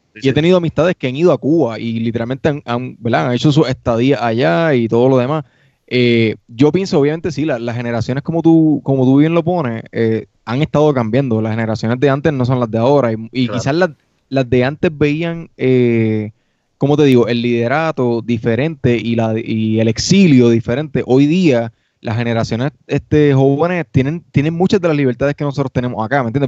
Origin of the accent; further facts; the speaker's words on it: Puerto Rico; moved away; nosotros como puertorriqueños